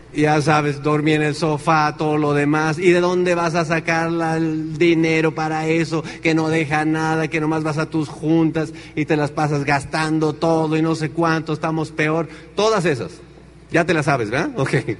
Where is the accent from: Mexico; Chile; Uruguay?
Mexico; Tenancingo; moved away as an adult; also born or lived in Chicago, United States; en mi pueblo no hay agua.